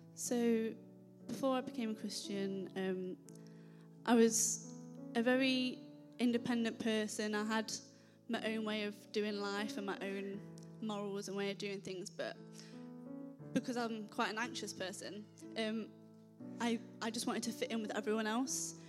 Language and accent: English; Nottingham, East Midlands, United Kingdom; moved away; I'm originally from Nottingham.